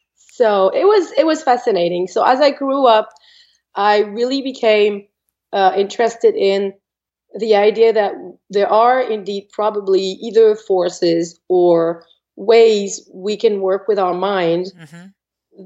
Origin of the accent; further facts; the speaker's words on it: France; English is a second language; moved away as an adult; I was born in France I'm not going to say many years ago, but a, a good few years ago. Mm-hmm. and I spent uh, about 26 years of my life in France.